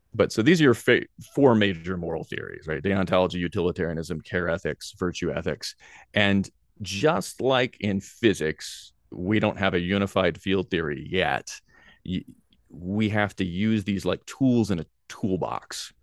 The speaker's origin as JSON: {"language": "English", "town": "Nashville", "region": "Tennessee", "country": "United States", "tie": "born or raised there", "also_born_or_lived": "Greenville, South Carolina / Hawaii", "moved": "as an adult", "said": "I grew up in Nashville, Tennessee"}